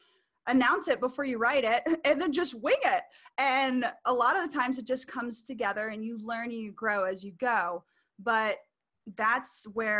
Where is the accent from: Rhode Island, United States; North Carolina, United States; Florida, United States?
Florida, United States; Orlando; I'm from Orlando, Florida